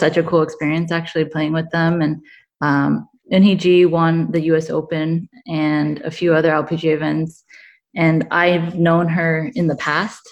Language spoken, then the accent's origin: English; Canada; growing up in Canada